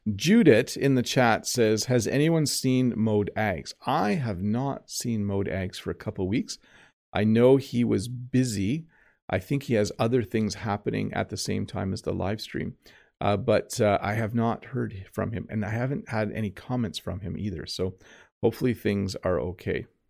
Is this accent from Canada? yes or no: yes; Canada; English speakers in Canada, we know the word Noel